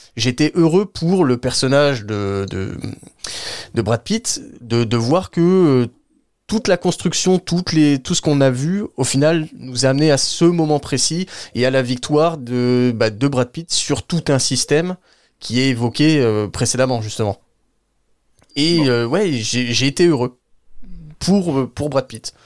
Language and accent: French; France; pour nous en tant que Français et Européens